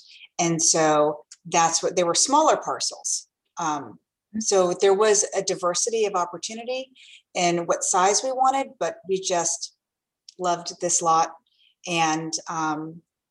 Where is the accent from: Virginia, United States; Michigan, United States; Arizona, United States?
Virginia, United States; Fairfax; moved away as an adult; now in Prince William County, United States; my husband and I grew up in Fairfax